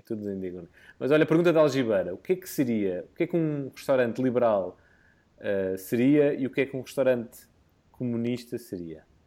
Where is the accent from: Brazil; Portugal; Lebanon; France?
Portugal; como bom português